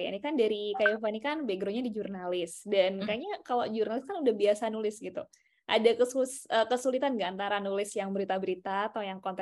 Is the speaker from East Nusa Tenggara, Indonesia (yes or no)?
no; Bukittinggi, West Sumatra, Indonesia; memotivasi anak desa aku kan sebenarnya dari Bukit Tinggi dari Sumatera Barat yang tadinya sama sekali nggak kepikiran mau kuliah di Jawa